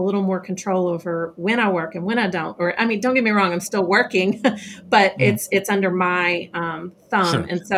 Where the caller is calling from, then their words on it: Kentucky, United States; I am just south of Louisville, Kentucky.